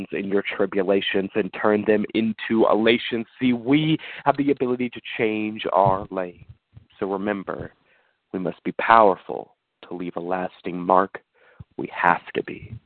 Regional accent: Leavenworth, Kansas, United States; I'm initially from Leavenworth, Kansas

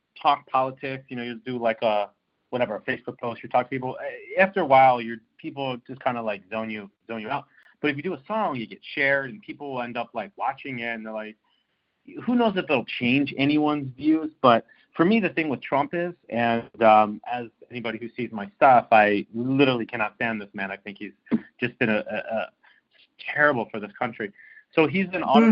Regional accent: Philadelphia, Pennsylvania, United States; I grew up in Philadelphia

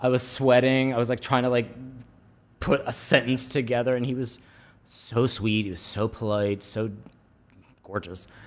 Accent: United States; also born or lived in New York; now in California, United States; I'm American

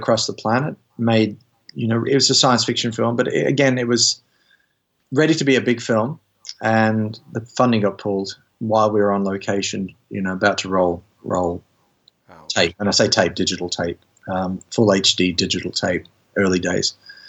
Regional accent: United Kingdom; I'm British, but you know.

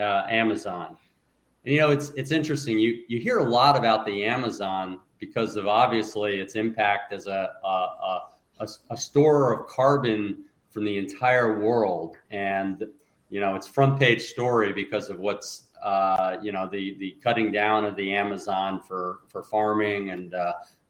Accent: United States; moved away as an adult; now in Búzios, Brazil; I'm a retired attorney and electronic discovery expert and entrepreneur from the United States.

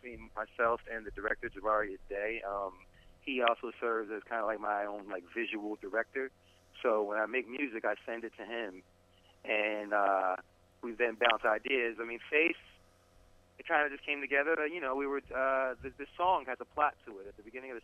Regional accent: New Jersey, United States; I'm an MC from New Jersey

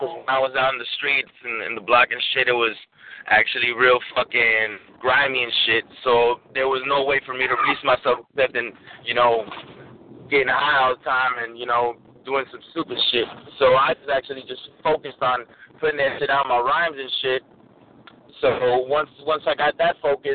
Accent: Los Angeles, California, United States; Born and raised in East Los, man. Born and raised in East Los. My whole family is from Michoacán, but born and raised in L.A., baby.

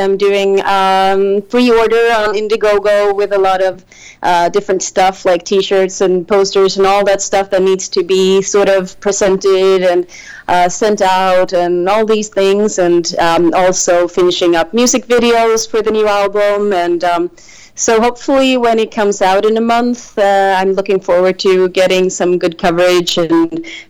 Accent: west coast of Sweden, Sweden; I grew up on the west coast of Sweden, and so on an island, actually.

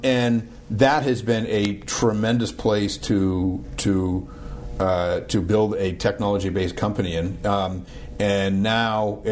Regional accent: Boston, Massachusetts, United States; now in Pittsburgh, United States; I'm from Boston.

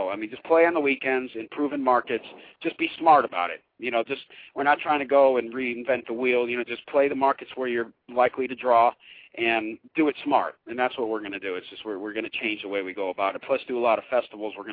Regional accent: Connecticut, United States; I'm from Connecticut, so any reason I get to go out east

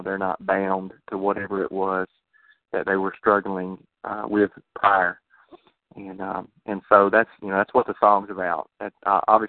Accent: Georgia, United States; we're from the south, you know, from Georgia

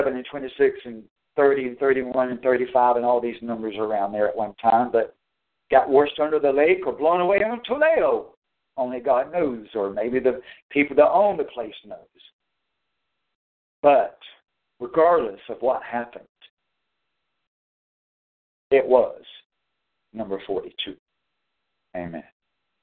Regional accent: North Carolina, United States; moved away; also born or lived in Tennessee / Pennsylvania; He had me to be born in Tennessee, that my parents divorced when I was like 5 years old, and then my first stepfather died or committed suicide And then my next stepfather moved us away to North Carolina

